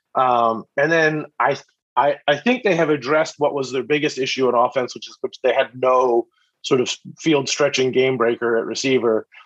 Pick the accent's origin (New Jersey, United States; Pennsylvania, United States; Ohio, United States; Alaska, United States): Pennsylvania, United States; Philadelphia; I grew up in Philly